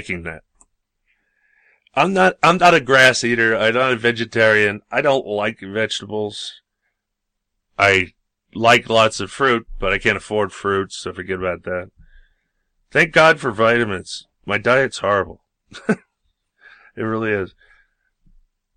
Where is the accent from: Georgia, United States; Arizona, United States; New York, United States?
New York, United States; I grew up in New York